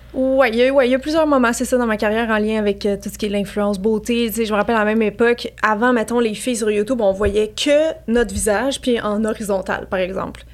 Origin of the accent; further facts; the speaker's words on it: Montreal, Quebec, Canada; je viens de Montréal